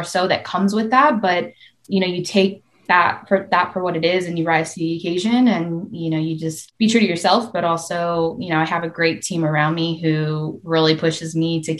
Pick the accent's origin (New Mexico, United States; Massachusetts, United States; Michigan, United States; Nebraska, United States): Michigan, United States; moved away as an adult; also born or lived in Florida; my background, I grew up in Michigan.